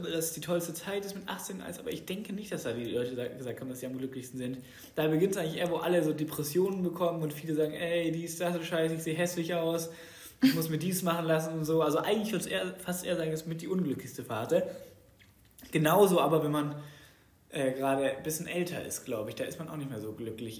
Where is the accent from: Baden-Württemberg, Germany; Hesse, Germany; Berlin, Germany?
Baden-Württemberg, Germany; weil ich aus Baden-Württemberg komme